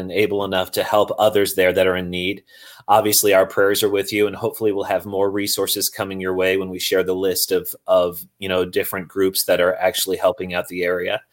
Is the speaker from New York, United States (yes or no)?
no; Cedar Rapids, Iowa, United States; moved away; As a fellow Cedar Rapidian